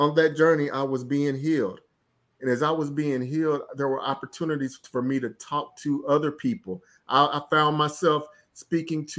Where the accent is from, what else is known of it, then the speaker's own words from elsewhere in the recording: Florence, Alabama, United States; I'm from a small town. I'm from Florence, Alabama